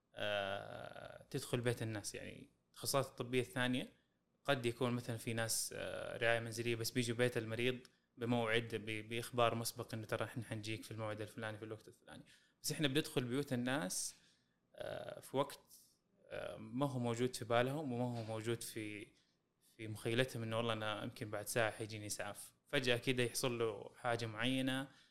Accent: Saudi Arabia; عندنا في السعوديه

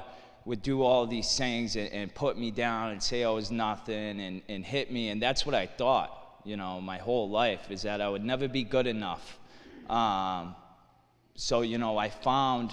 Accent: Lawrence, Massachusetts, United States; I'm from Lawrence, Mass., raised Irish Catholic

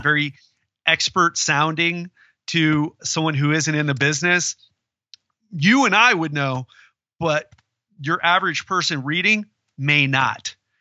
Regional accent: Florida, United States; I'm from Florida

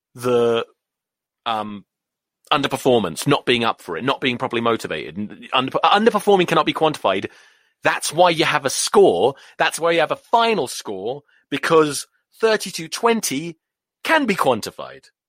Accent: England, United Kingdom; moved away as an adult; now in United States; I'm English.

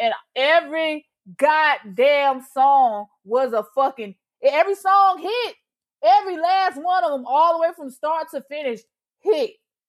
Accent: Georgia, United States; I'm from Georgia

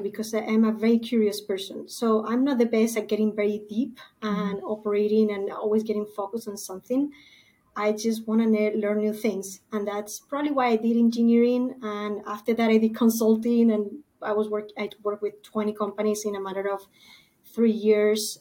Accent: Spain; moved away as an adult; now in San Diego, United States; I was born and raised in Spain

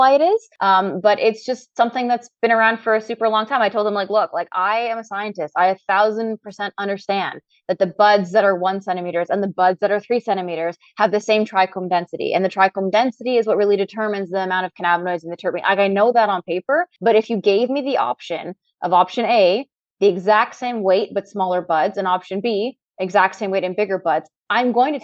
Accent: Canada; also born or lived in Trinidad; I'm Trinidadian and I was born in Trinidad and raised in Canada.

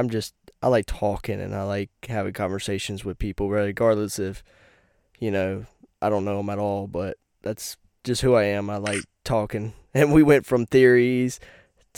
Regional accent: North Carolina, United States; born or raised there; now in Virginia, United States

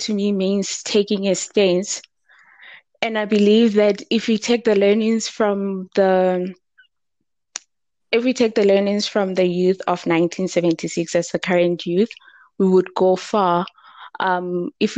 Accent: Thaba Nchu, Free State, South Africa; I'm from the Free State in Tabanchu

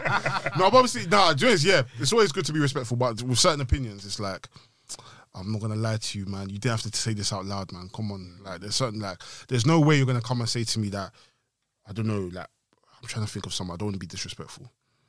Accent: Ghana; Because I'm Ghanaian, innit?

